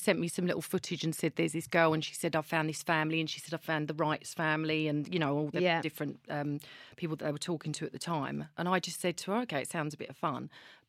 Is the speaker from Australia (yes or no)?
no; Basildon, East of England, United Kingdom; I was born in Basildon Hospital.